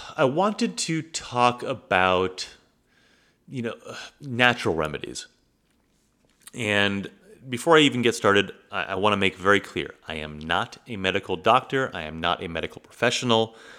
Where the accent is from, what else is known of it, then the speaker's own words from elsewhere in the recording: United States; growing up in the United States